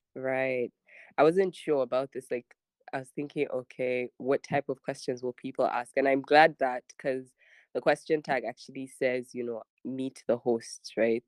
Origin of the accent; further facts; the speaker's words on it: Abuja, Federal Capital Territory, Nigeria; also born or lived in Niger State / Kebbi / Sokoto; I was born in Niger State. Um, I grew up um, and still currently live in Abuja, but my father is from Kebbi